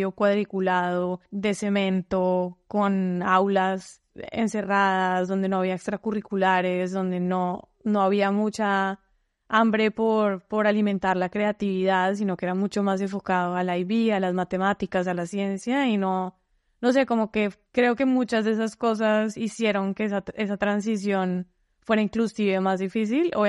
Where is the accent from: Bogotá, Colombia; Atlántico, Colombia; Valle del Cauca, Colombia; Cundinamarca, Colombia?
Valle del Cauca, Colombia; Cali; also born or lived in Bogotá; now in United States; soy colombiana, nací en Cali, mis papás me mudaron mucho de Bogotá a Cali, entonces estuve como entre las dos ciudades.